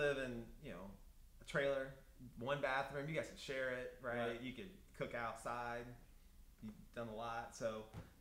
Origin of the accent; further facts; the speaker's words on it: Greenwood, Indiana, United States; Grew up in Greenwood